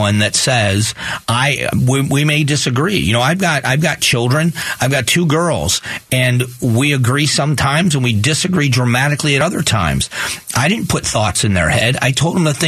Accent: Southwest Florida, United States; I grew up in Southwest Florida

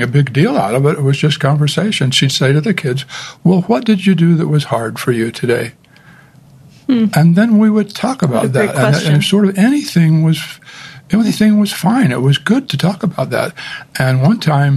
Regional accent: St. George, Utah, United States; I grew up in St. George, a very strong Latter-day Saint community

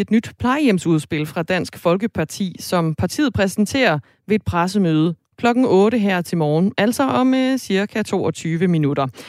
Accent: Jutland, Denmark; Nu er jeg også fra Jylland

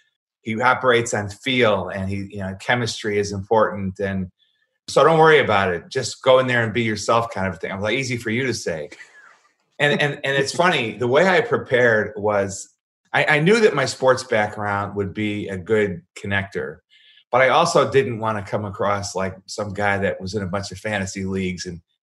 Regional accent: Chicago, Illinois, United States; And I said, Chicago, sir, White Sox, not Cubs.

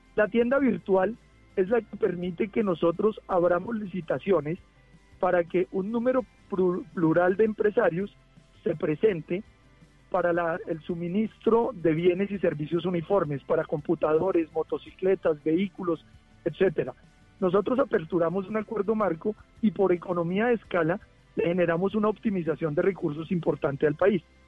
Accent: Colombia; como colombiano

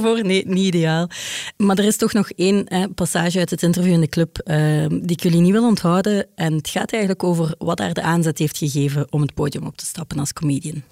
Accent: Ghent, Flanders, Belgium; ik ben van Gent

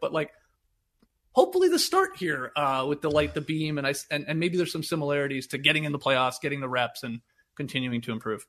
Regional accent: Canada; despite being Canadian and going to school in Canada

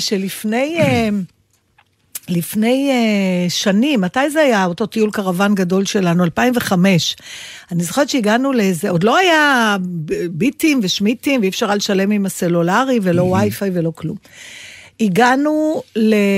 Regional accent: Israel; אני ישראלית

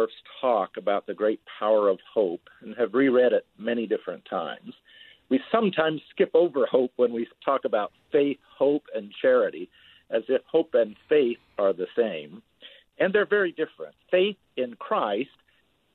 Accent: Utah, United States; moved away; also born or lived in Houston, Texas / New Orleans, Louisiana / West Africa; I grew up in Utah in a small farm town, but lived most of my life in Houston, Texas, New Orleans, Louisiana, or in West Africa

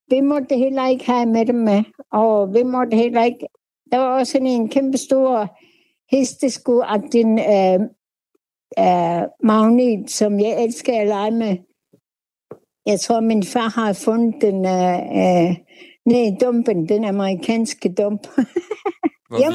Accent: Uummannaq, North Greenland, Greenland; Jeg er født i Umanok vores umanak Inua Nordgrønland, som I kalder for Dundas eller Tole. Ja, det, 1947

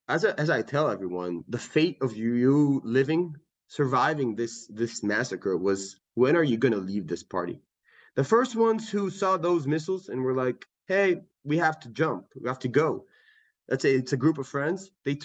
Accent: San Francisco, California, United States; also born or lived in Israel / Atlanta, United States; So I was born in San Francisco, and then I was on and off U.S. Israel. I was in Atlanta, Georgia for a couple of years. I'm American, half Israeli.

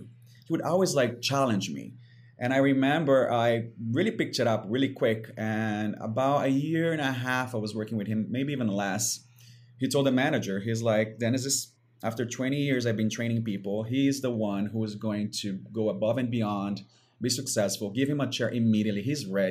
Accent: Brazil; moved away; growing up in Brazil on the beaches

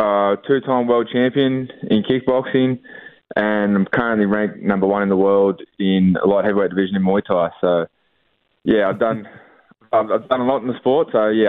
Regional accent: Orange, New South Wales, Australia; born or raised there

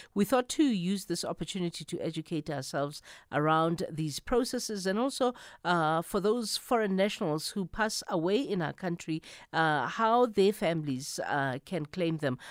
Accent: South Africa

